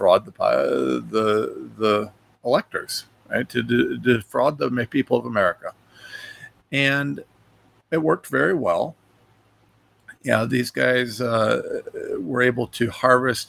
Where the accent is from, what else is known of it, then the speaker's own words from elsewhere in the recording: Ohio, United States; a nobody from Ohio